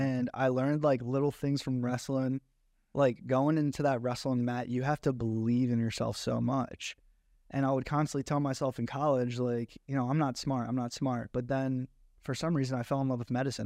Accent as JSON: {"language": "English", "town": "Egg Harbor Township", "region": "New Jersey", "country": "United States", "tie": "born or raised there", "also_born_or_lived": "Galloway, New Jersey / Atlantic City, New Jersey", "moved": "as an adult", "said": "I was raised in Egg Arbor Township"}